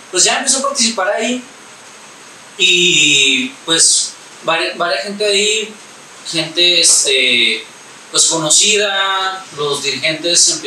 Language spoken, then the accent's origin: Spanish; Ciudad Juárez, Chihuahua, Mexico; tengo 21 años y soy de Ciudad Juárez, Chihuahua.